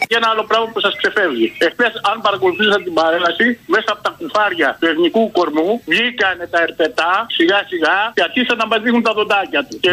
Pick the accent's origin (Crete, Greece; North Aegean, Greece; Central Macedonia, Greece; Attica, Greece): Crete, Greece; Heraklion; είμαι από το Ηράκλειο, ρε.